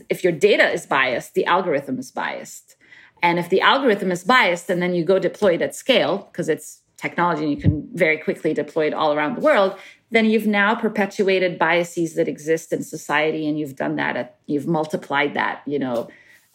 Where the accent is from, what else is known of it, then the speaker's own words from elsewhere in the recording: Cairo, Cairo Governorate, Egypt; moved away as an adult; also born or lived in Middle East / Cambridge, United Kingdom; now in United States; I grew up in Cairo and around the Middle East.